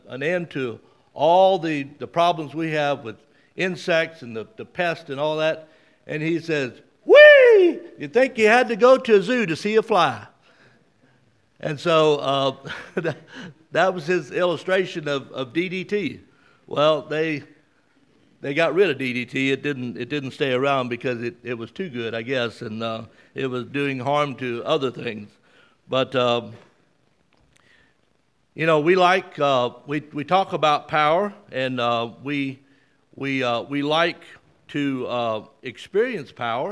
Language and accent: English; Mississippi, United States; moved away; also born or lived in South Carolina; I see people here who I grew up with in Mississippi back in the late 50s and early 60s